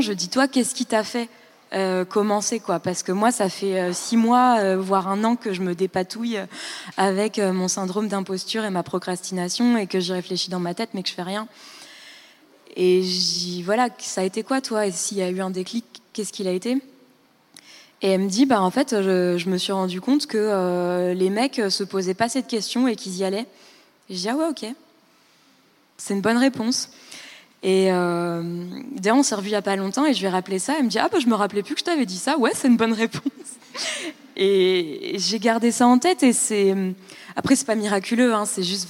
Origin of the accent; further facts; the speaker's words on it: Île-de-France, France; moved away as an adult; also born or lived in Berlin, Germany; moi, je venais de banlieue